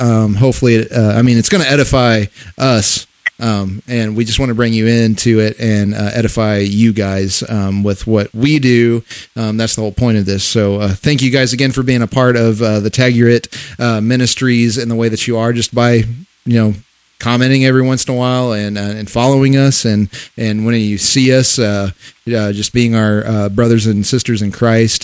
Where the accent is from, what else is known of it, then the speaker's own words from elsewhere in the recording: Missouri, United States; we're from Missouri, from Missouri